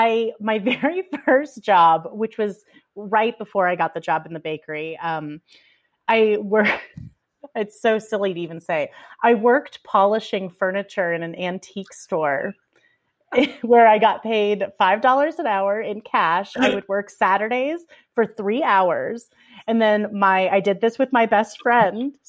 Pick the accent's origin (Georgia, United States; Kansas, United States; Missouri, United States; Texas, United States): Kansas, United States; born or raised there